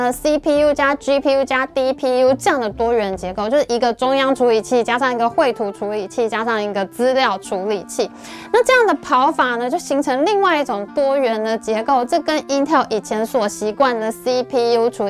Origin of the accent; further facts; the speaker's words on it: Taiwan; 所以呢，身为一个台湾人，我觉得现在真是一个非常好的这个时机